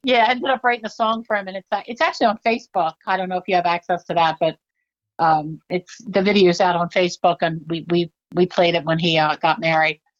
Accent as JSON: {"language": "English", "town": "Downingtown", "region": "Pennsylvania", "country": "United States", "tie": "born or raised there", "said": "my hometown, Downingtown, Pennsylvania"}